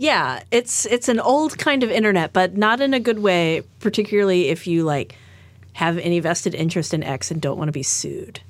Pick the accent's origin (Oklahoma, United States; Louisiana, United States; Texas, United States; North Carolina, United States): Texas, United States; Fort Worth; it was companies in my hometown